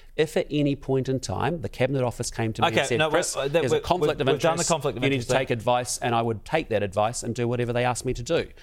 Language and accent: English; New Zealand; I'm a Kiwi kid who came from a pretty normal background